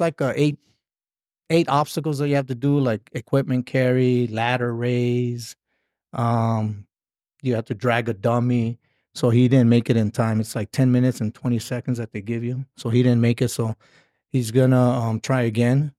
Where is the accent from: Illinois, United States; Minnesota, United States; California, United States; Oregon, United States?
California, United States; Inglewood; moved away as an adult; also born or lived in Fort Drum, New York; now in Nevada, United States; I'm from Southern California. Uh, was born in, uh, Inglewood. Uh, stayed there for high school